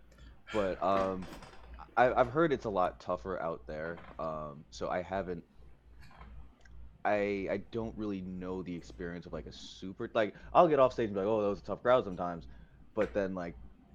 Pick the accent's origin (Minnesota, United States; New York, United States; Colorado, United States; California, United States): New York, United States; also born or lived in Long Island; as a New Yorker